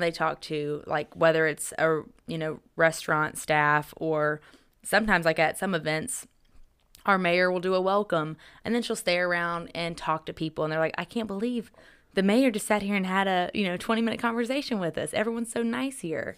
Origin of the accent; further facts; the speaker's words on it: Greer, South Carolina, United States; now in Johnson City, United States; I'm from Greer, South Carolina